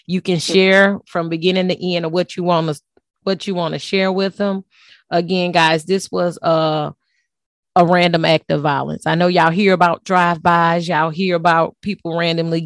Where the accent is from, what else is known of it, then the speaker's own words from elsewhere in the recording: Texas, United States; also born or lived in Baton Rouge, Louisiana; I'm from Texas